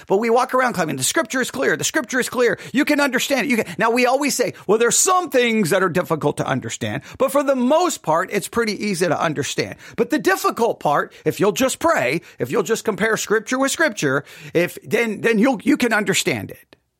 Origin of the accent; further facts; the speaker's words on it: West Texas, United States; I am from West Texas